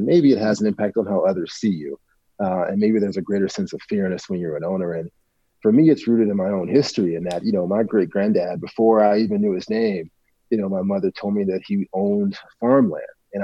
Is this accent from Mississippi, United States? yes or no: yes; Northern Mississippi, United States; I'm from, you know, I'm from Northern Mississippi